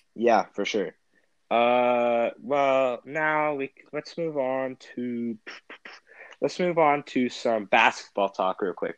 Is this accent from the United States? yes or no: no; Ontario, Canada; we're from Canada